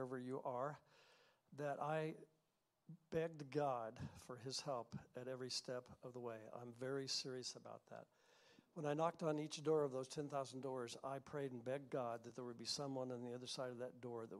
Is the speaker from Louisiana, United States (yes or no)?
no; Missouri, United States; moved away as an adult; also born or lived in Humboldt, Kansas / Colorado; now in California, United States; I was raised in Missouri, a little town of 13,000.